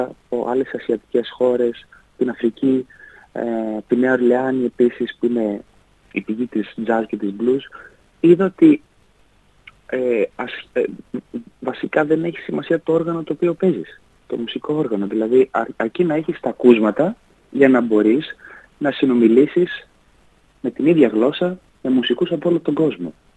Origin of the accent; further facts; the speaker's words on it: Ioannina, Epirus, Greece; also born or lived in Pogoni / Klimatia, Ioannina; μεγάλωσα στα Γιάννα